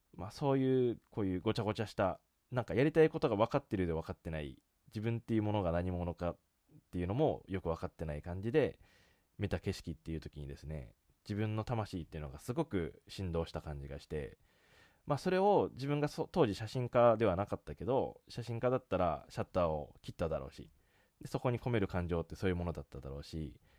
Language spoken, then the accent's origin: Japanese; Japan; moved away as an adult; also born or lived in Australia; 遠くにある自分の出身の国の日本